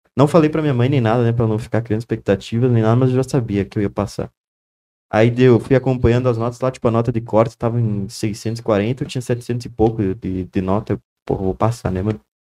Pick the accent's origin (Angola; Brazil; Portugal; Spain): Brazil; Nova Prata, Rio Grande do Sul; also born or lived in Santa Maria, Brazil; Eu nasci em Nova Prato